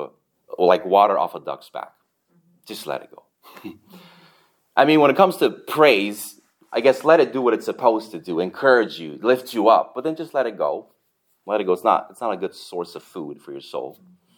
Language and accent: English; Canada; now in United States; And then I'm Canadian, That's double nice.